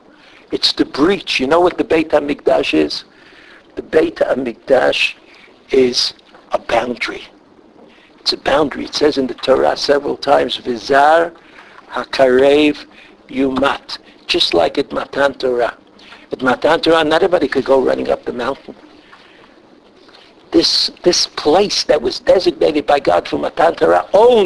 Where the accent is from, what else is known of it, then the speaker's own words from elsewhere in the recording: New York City, New York, United States; moved away; I'm from Brooklyn.